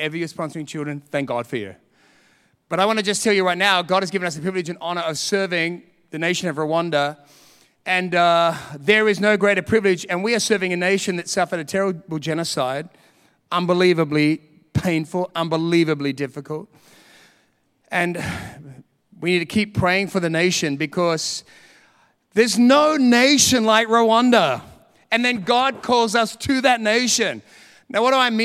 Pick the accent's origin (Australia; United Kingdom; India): Australia; being Australian